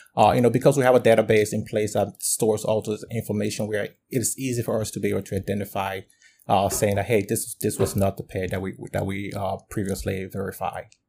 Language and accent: English; Liberia; now in United States; I'm originally from Liberia, West Africa, and I've been in the U S for probably over, uh, over twelve years